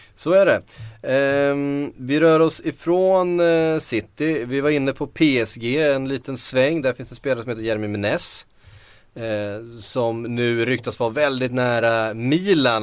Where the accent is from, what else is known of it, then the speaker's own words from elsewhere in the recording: Västervik, Kalmar County, Sweden; accent: Västervik dialect; min Västerviks dialekt